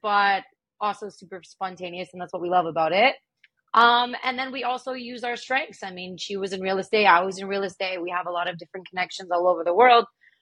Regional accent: Ottawa, Ontario, Canada; I grew up in Ottawa

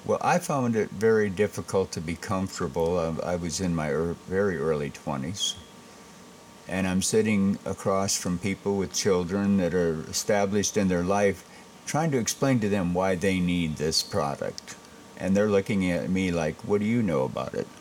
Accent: Saginaw, Michigan, United States; also born or lived in Cincinnati, Ohio / Columbus, Ohio / Louisiana / Texas; now in Batesville, United States; I was born in Saginaw, Michigan. And uh, grade school, I started at Jesse Loomis

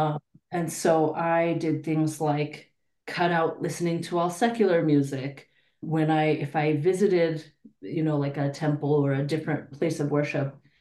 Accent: Denver, Colorado, United States; I was born and raised in Denver, been here my whole life, Denver, Colorado

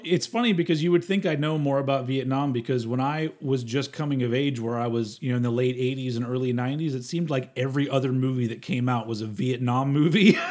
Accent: United States; I'm American

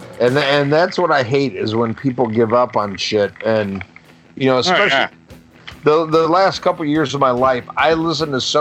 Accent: United States; I was born in America

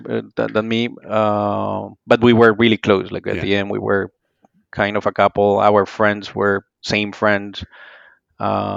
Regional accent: Medellín, Antioquia, Colombia; moved away; I grew up in Medellin, Colombia, early in the time

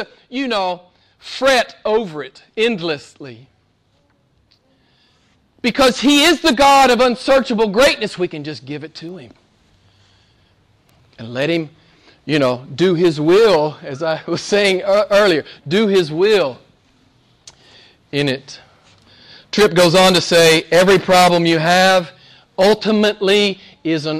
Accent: the American South, United States; accent: southern; my southern accent

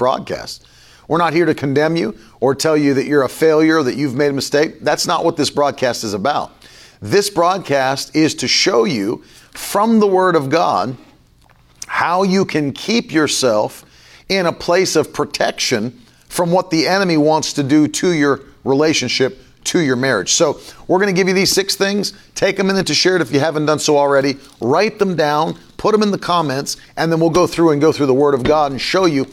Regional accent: West Virginia, United States; I grew up in West Virginia.

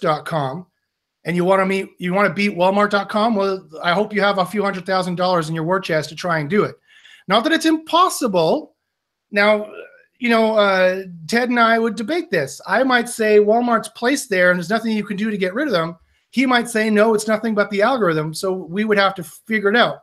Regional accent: Canada; we're both Canadian

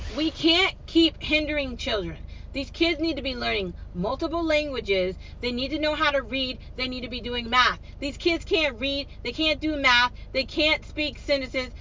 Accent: United States; I'm American. It's how I was raised. It's how I grew up

